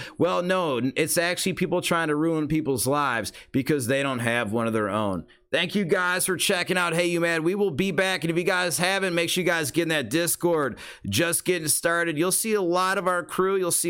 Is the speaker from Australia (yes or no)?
yes; Australia; I am Australian, so I'm allowed to say that.